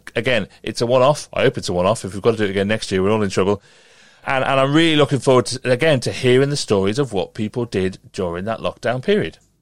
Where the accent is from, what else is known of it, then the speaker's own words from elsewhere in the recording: Merseyside, North West England, United Kingdom; I grew up on Merseyside